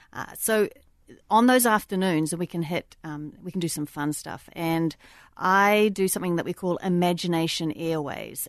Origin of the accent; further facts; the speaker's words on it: New Zealand; moved away; also born or lived in Australia; I grew up in New Zealand